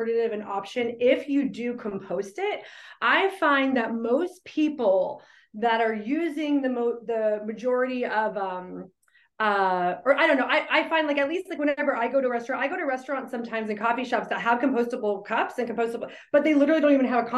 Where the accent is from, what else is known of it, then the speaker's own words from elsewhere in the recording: Phoenix, Arizona, United States; now in Durham, United States; I'm originally from Phoenix, Arizona